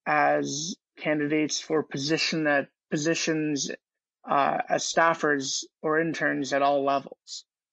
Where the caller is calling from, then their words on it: Washington, District of Columbia, United States; So I'm in Washington, D.C. Specifically, I'm at my internship with the Senate Diversity Initiative.